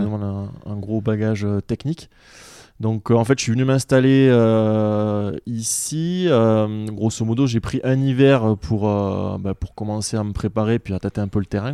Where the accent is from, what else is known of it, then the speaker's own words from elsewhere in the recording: south of France, France; also born or lived in Montpellier; je suis originaire de, du sud de la France